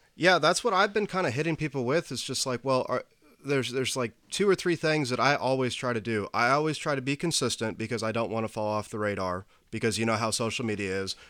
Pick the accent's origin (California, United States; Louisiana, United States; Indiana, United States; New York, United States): Indiana, United States; Indianapolis; I'm originally from the east side of Indianapolis